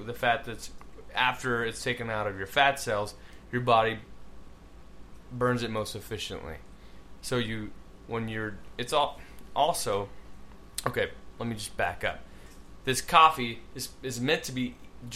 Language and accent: English; Texas, United States; I grew up in Texas